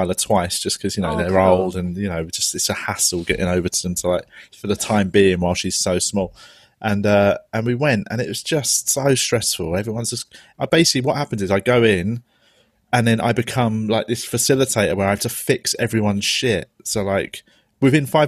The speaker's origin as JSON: {"language": "English", "region": "England", "country": "United Kingdom", "said": "we're English, but we're British"}